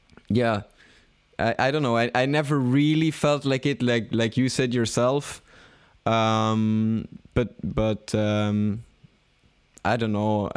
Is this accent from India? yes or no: no; Belgium; I don't really feel such a strong connection with Belgium. Of course, I'm happy living here